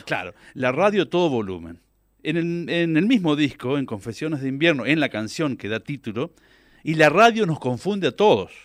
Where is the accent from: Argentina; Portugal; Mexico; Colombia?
Argentina; near Reconquista, northern Santa Fe; accent: litoraleño mixed with Cordoban tonada; now in Córdoba, Argentina; yo soy del norte de Santa Fe, ah. de la costa